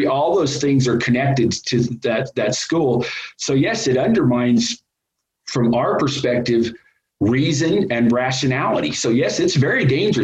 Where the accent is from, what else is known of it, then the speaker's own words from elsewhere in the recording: Wyoming, United States; moved away as an adult; also born or lived in Fairbanks, Alaska / Western North Carolina; now in New Mexico, United States; I'm from Wyoming. I live in New Mexico now